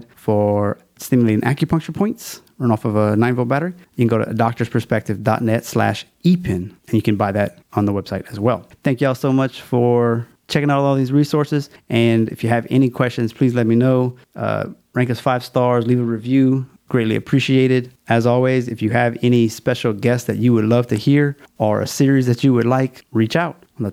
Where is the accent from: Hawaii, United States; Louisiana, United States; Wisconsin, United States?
Louisiana, United States; a Louisiana theme. It's my home state, so I'm kind of fond of it